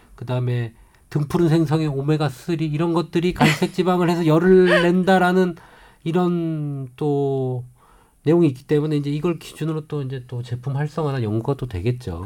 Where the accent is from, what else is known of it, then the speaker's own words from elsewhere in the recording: Namhae, South Gyeongsang, South Korea; 저희가 지금 사실 고향이 경상남도 남해거든요